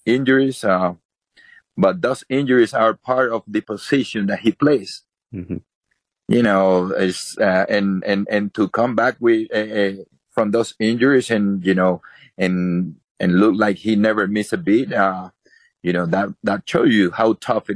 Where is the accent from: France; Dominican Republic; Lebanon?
Dominican Republic; moved away; I was born in the Dominican